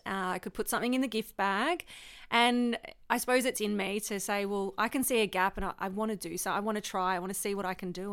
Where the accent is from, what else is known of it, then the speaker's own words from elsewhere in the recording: Victoria, Australia; I'm from Victoria